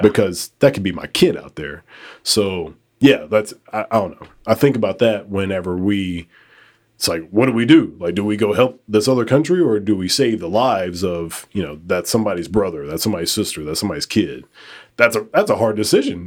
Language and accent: English; United States; I was born in America